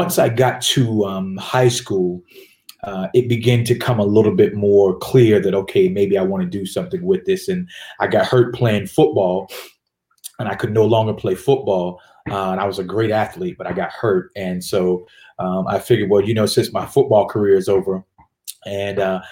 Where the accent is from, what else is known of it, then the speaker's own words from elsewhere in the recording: Richmond, Virginia, United States; moved away as an adult; also born or lived in Delaware / North Carolina; now in Atlanta, United States; we moved to Richmond, Virginia. And upon moving to Richmond, Virginia, that's where I matriculated through a little bit of middle school and high school